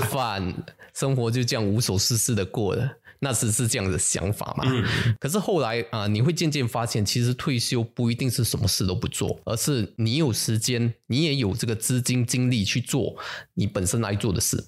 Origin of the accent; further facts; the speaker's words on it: Singapore; 我们新加坡人吼，去 top up 这个 C P F 的这个款呢